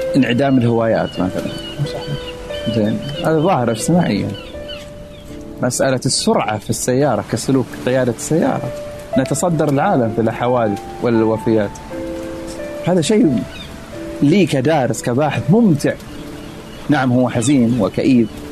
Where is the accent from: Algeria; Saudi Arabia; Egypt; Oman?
Saudi Arabia; moved away as an adult; now in Philadelphia, United States